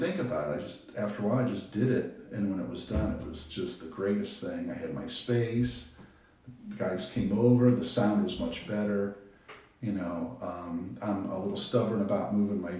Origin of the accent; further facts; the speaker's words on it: Avon Lake, Ohio, United States; also born or lived in Cleveland, Ohio; we lived on the east side of Cleveland, and we moved out of there when I was 8. And we moved to Avon Lake, which is up near Cleveland, about 20 miles west